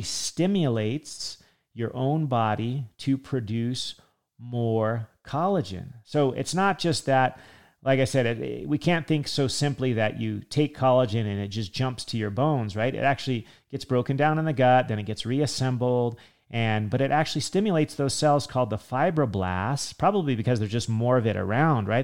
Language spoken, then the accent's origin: English; California, United States; I grew up in California